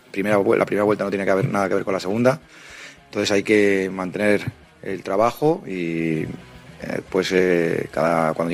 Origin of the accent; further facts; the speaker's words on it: Valencia, Valencian Community, Spain; de Valencia.